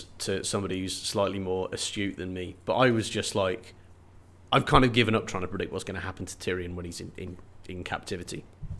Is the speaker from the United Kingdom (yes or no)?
yes; England, United Kingdom; I'm English, persimmon, so I'm going to put the emphasis on the second syllable.